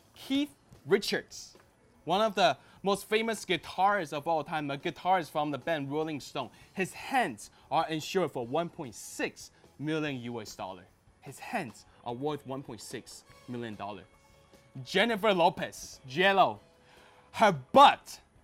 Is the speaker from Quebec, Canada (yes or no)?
no; Toronto, Ontario, Canada; I grew up in Toronto, Canada